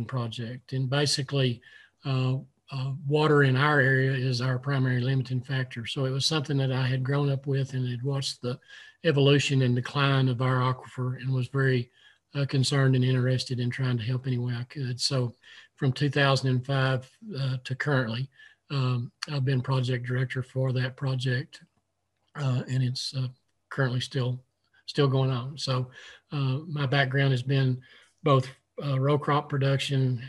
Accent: West Texas, United States; I was born and raised in the small community I currently live

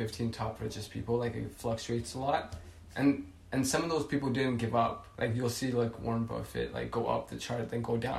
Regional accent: Ethiopia; now in United States; I come from Ethiopia

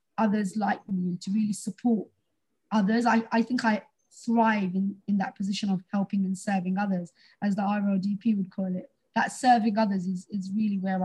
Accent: London, United Kingdom; I grew up in Tower Hamlets, where a lot of the students and a lot of people are British Bangladeshi Muslim.

